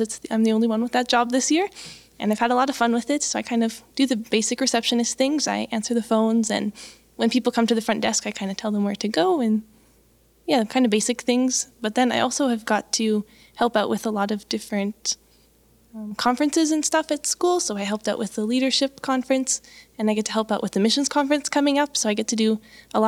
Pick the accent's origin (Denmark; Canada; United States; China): Canada; Medicine Hat, Alberta; moved away as an adult; I come from Alberta down in the south, Medicine Hat. And I grew up in a lovely Baptist church there